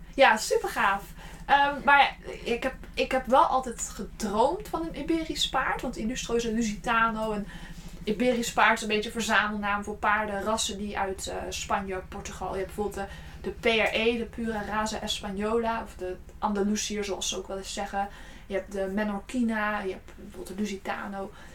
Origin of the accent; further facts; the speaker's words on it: Gorinchem, South Holland, Netherlands; also born or lived in Utrecht; ik kom oorspronkelijk uit Gorkum